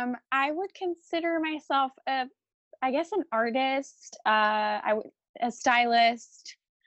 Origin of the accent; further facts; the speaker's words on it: Paris, Île-de-France, France; moved away as an adult; also born or lived in New York, United States; I am French-American. So I was born and raised in Paris. And then when I was 18, I moved to the States to study fashion design at Pratt Institute.